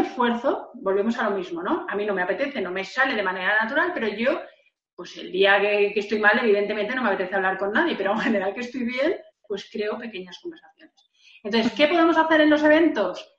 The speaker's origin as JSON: {"language": "Spanish", "region": "Valencian Community", "country": "Spain", "said": "Yo tengo que decir que yo soy de Valencia, de un pueblo donde eh, eh, pasaba la ruta del bacalao"}